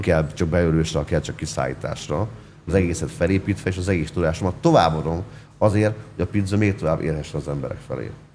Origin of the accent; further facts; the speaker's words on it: Hungary; kimehettem magyarként erre a világbajnokságra